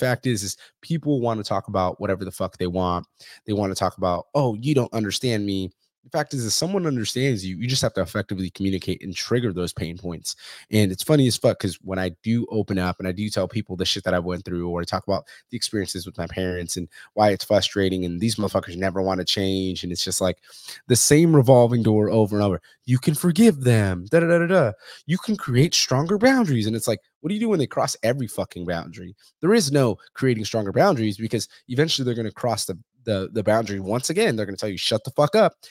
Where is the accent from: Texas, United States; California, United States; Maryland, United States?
California, United States; Fresno; I'm from Central California, from Fresno